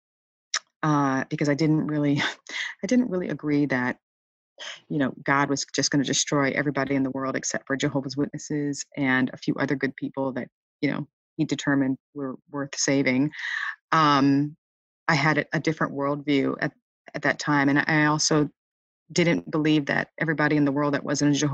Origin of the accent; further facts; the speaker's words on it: Michigan, United States; I grew up in Michigan